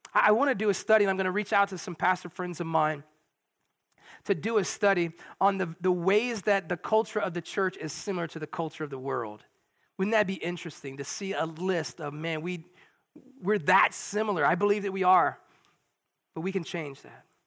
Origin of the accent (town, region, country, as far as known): United States